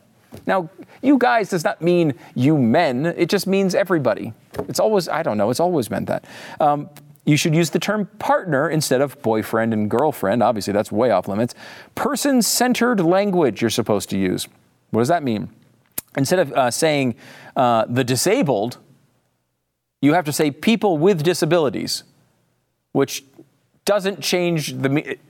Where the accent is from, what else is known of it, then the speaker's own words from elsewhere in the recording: Connecticut, United States; now in Texas, United States; Now, I live in Texas, and everybody says y'all, but I'm from Connecticut, so y'all sounds kind of ridiculous to me.